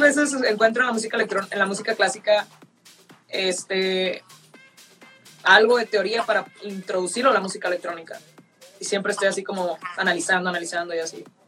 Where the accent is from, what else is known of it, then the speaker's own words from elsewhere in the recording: northern Mexico, Mexico; Soy del norte